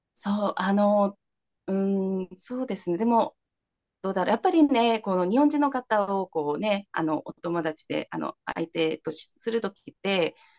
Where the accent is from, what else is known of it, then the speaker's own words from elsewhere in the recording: South Korea; Japanese is a second language; moved away as an adult; also born or lived in Kansai, Japan; now in Japan; 韓国生まれ育ち